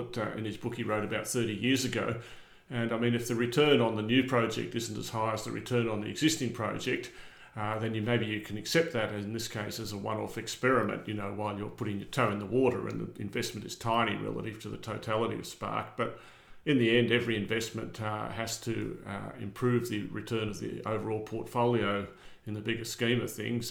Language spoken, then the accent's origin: English; Armidale, New South Wales, Australia; I grew up in Armidale